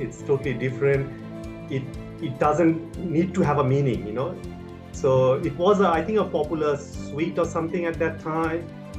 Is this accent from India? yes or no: yes; India; moved away as an adult; now in Sydney, Australia; I come from India, and I came in 2006.